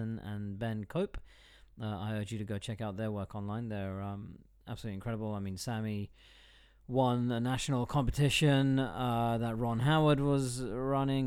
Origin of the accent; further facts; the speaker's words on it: London, United Kingdom; also born or lived in United States / Kent / Cardiff; I was born and bred in London